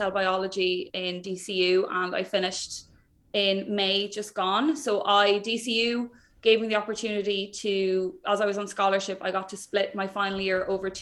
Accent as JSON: {"language": "English", "town": "Wexford", "region": "Leinster", "country": "Ireland", "also_born_or_lived": "Dublin", "moved": "as an adult", "said": "I'm from Wexford"}